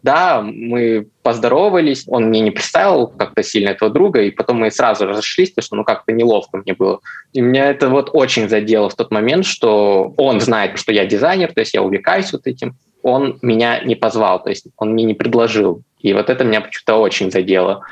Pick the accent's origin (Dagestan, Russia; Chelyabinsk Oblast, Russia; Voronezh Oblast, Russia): Chelyabinsk Oblast, Russia; Chelyabinsk; я сам не из Москвы, а из Челябинска